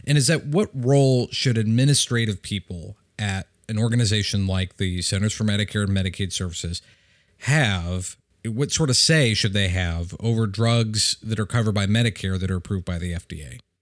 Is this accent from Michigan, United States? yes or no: yes; Michigan, United States; my home state of Michigan